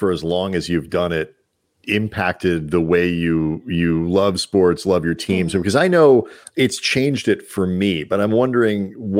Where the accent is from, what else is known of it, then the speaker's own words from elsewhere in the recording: St. Louis, Missouri, United States; moved away; Andy and I grew up in St. Louis